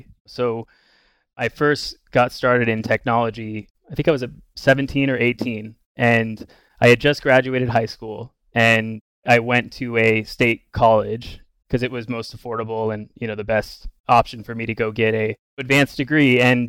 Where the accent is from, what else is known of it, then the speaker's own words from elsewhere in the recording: Bellingham, Washington, United States; I grew up in Bellingham, Washington, kind of almost on the Canadian border.